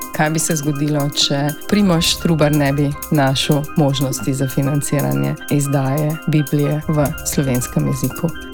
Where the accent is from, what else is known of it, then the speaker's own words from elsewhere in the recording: Slovenia; smo Slovenci